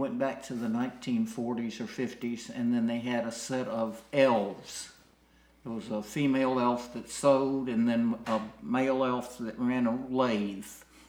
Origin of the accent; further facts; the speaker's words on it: Memphis, Tennessee, United States; Well, I grew up on the corners of the corner of Linden and Rembert, initially in 1980 Linden, which is right next door to Ida Wild School.